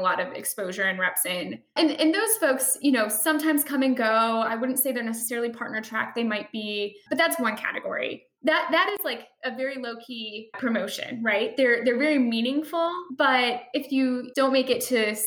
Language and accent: English; Chicago, Illinois, United States; I am from Chicago. I'm from the Midwest